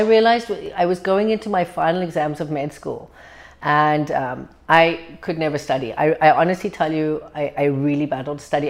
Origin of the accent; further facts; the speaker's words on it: Cape Town, Western Cape, South Africa; moved away as an adult; now in Canada; Born and bred in South Africa, Cape Town, probably one of the most beautiful cities in the world.